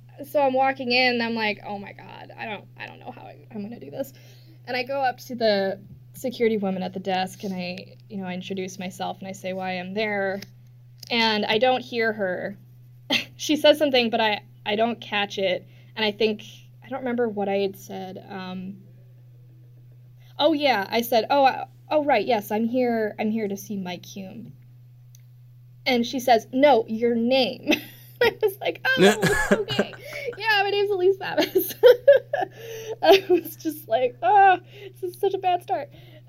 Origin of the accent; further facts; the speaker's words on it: Canada; also born or lived in Minnesota; now in Washington, D.C., United States; I'm Canadian